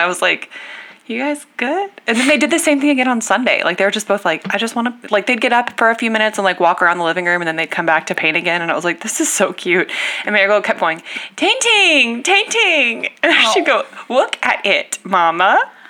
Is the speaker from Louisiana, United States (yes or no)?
no; Texas, United States; I am personally from Texas.